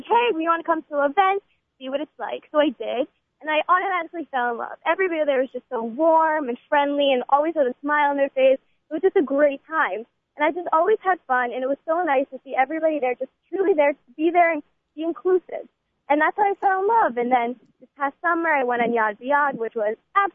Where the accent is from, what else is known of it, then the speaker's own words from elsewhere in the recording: Boca Raton, Florida, United States; I am from Boca Raton, Florida. I am a junior at Weinbaum Yeshiva High School